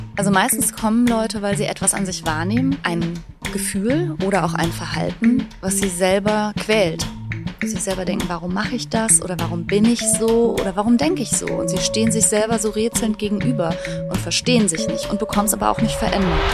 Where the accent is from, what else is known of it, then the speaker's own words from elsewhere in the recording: Duisburg, North Rhine-Westphalia, Germany; also born or lived in Bergisch Gladbach / Bochum; now in Rheinberg, Germany; Ich bin äh, in Duisburg groß geworden und dann habe ich in Bochum studiert